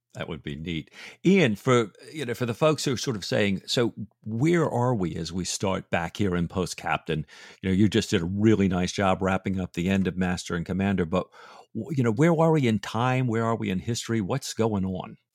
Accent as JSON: {"language": "English", "region": "England", "country": "United Kingdom", "said": "as an Englishman"}